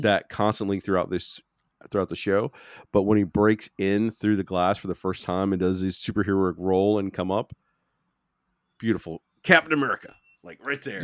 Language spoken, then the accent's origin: English; United States; I'm American